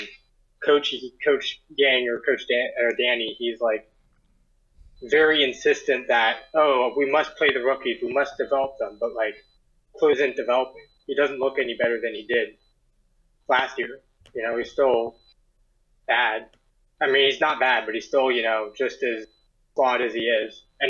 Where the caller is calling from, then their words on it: Baltimore, Maryland, United States; Hi, I'm from Baltimore, Maryland.